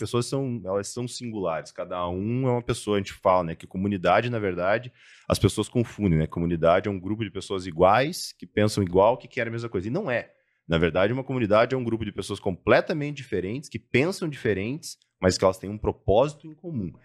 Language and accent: Portuguese; Cascavel, Paraná, Brazil; moved away; also born or lived in Curitiba; eu sou natural do interior do Paraná, de Cascavel. É, saí de casa muito cedo, fui para Curitiba, fui para fora, morei em alguns lugares aí do mundo.